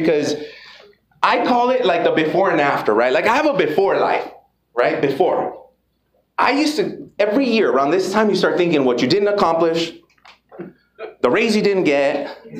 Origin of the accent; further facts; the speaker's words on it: United States; I grew up in Lincoln Heights